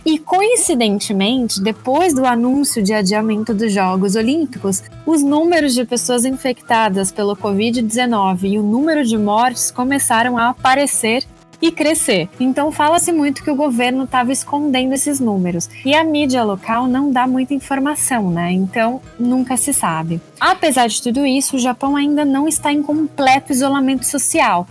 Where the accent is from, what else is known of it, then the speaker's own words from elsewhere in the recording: Brazil; now in Japan; nós brasileiros